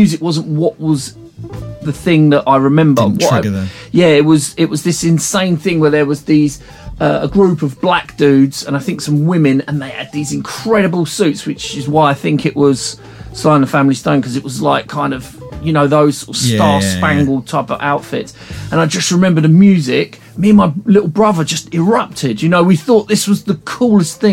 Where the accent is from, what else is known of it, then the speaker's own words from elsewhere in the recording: Hythe, South East England, United Kingdom; I grew up in a place called Hive, which is near Folkestone